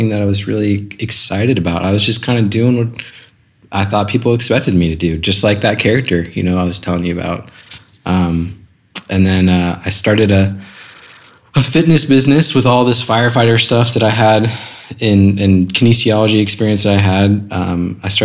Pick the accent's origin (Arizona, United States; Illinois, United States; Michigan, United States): Arizona, United States; Scottsdale; also born or lived in California; I was born in California, moved to Scottsdale, Arizona when I was two. So pretty much just lived in Arizona my whole life.